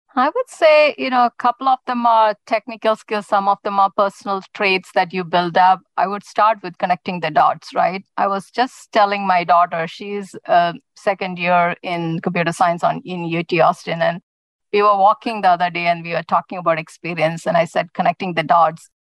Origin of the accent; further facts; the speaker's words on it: India; moved away as an adult; now in United States; as a child, I grew up in India